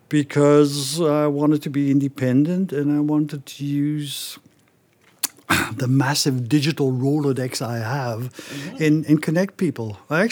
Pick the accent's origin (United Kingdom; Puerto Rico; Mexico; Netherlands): Netherlands; English is a second language; moved away; also born or lived in Germany / Belgium / Canada / Singapore; I'm originally from the Netherlands, as you know. But I lived in Germany, in Belgium, in Canada for a couple of years, in Singapore for a couple of years.